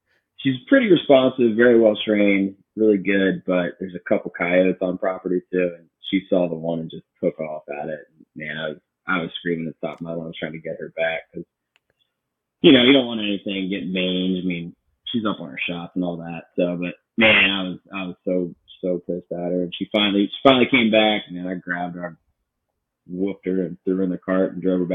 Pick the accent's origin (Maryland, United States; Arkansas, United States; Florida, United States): Maryland, United States; Baltimore; moved away as an adult; also born or lived in Connecticut / Seattle; kind of grew up in the Baltimore area.